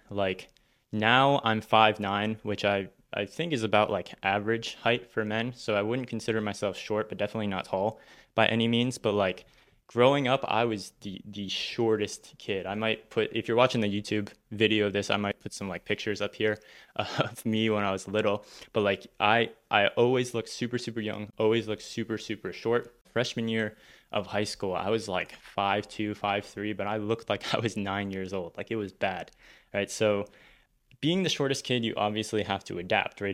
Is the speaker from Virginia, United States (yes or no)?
yes; Northern Virginia, United States; I grew up in Northern Virginia, so the suburbs of Washington, D C, uh, that's where I wasn't born there, but moved there from a very, very young age and then went to elementary school all the way through college, um, in that area